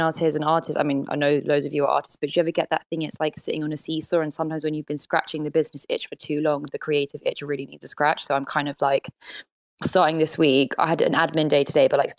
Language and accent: English; London, United Kingdom; also born or lived in Paris; as a Londoner